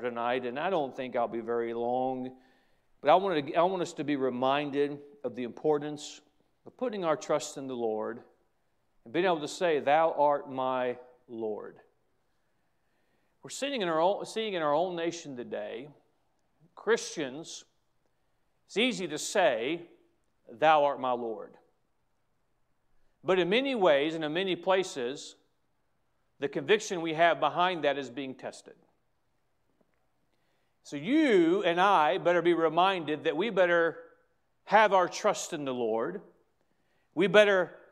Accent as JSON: {"language": "English", "country": "United States", "said": "I have a heritage as an American that I'm proud"}